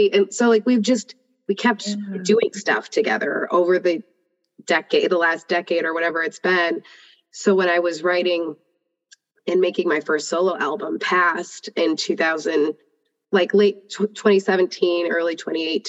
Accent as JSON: {"language": "English", "town": "Buffalo", "region": "New York", "country": "United States", "moved": "as an adult", "lives_now": "Atlanta, United States", "said": "I'm originally from Buffalo, New York"}